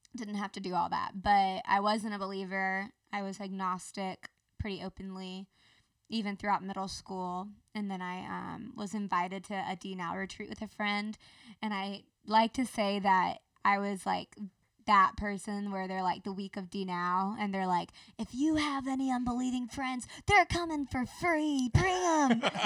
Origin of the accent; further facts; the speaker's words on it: Marietta, Georgia, United States; also born or lived in Athens, Georgia; I was born in Athens, Georgia